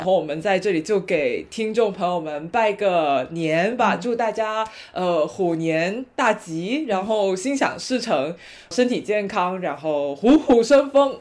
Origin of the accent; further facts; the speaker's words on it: Guangdong, China; 我们广东这边的风俗